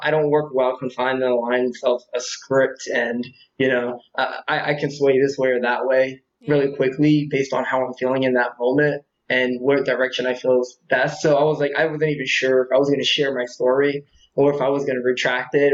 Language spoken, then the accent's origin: English; Atlantic City area, New Jersey, United States; also born or lived in Vineland, New Jersey / Ventnor, New Jersey; I was born in Jersey, South Jersey, in a little country area called Vineland. I basically lived there until I was about three